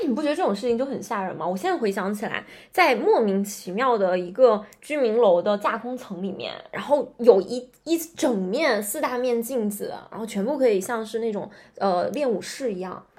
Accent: Northeast China, China; moved away; 因为我老家东北的嘛

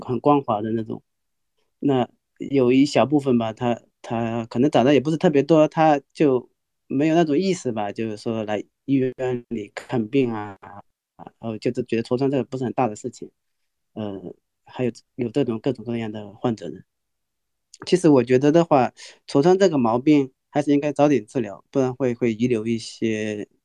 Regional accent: Wenzhou, Zhejiang, China; 来自温州的，浙江温州温州哦

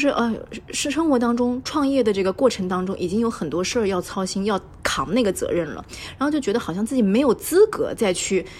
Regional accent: Zhejiang, China; 是对于我们浙江人来说，真的就是短途旅行或者度假的一个圣地。

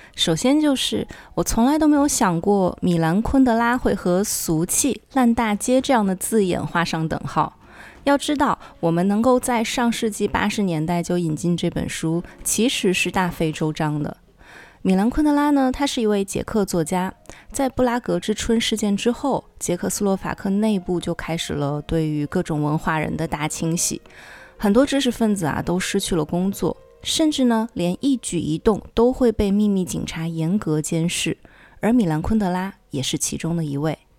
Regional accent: China; 像我们中国人的书架上通常都会有《红楼梦》

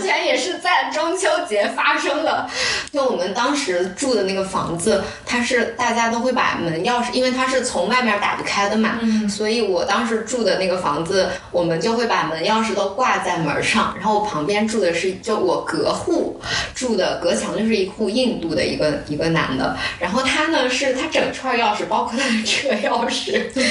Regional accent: northern China, China; now in Hangzhou, China; 像我作为北方人

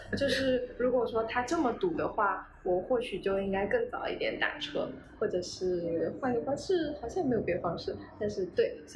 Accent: Taiwan; 我们台湾人

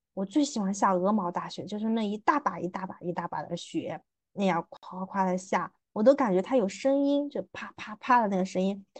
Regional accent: southern China, China; 作为一个南方人

